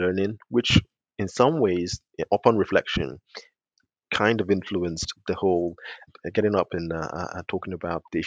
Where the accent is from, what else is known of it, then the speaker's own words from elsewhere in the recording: London, United Kingdom; also born or lived in Nigeria; I was born in Nigeria. I grew up in South London